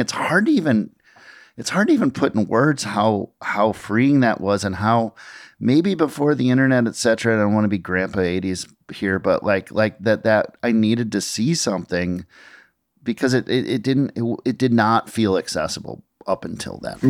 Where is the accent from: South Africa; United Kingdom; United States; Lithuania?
United States; Minnesota; I grew up in Minnesota